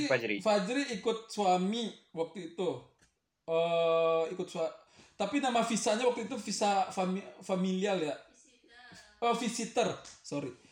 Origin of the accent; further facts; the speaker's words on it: Indonesia; gua istri orang Indo, gua orang Indo, anak gua mukanya Indo.